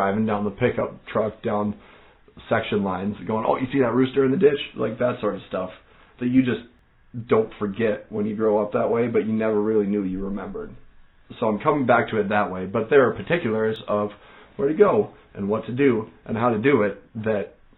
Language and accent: English; North Dakota, United States; moved away as an adult; now in Minnesota, United States; growing up in North Dakota